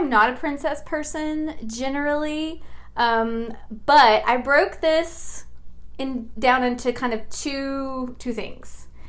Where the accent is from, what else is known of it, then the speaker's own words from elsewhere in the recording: Arkansas, United States; moved away as an adult; now in Florida, United States; So I'm originally from Arkansas. So you'll hear a little bit of that accent coming out from time to time.